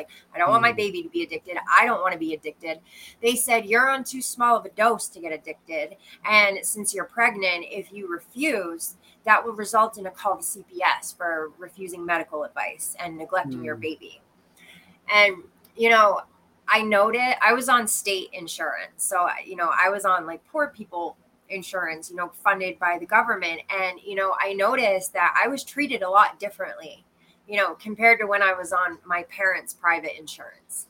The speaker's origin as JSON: {"language": "English", "region": "Maine", "country": "United States", "tie": "born or raised there", "also_born_or_lived": "Quincy, Illinois / Brooklyn, New York", "moved": "as an adult", "lives_now": "Texas, United States", "said": "when my father got a job at the University of Maine, we moved up there and I spent most of my childhood there."}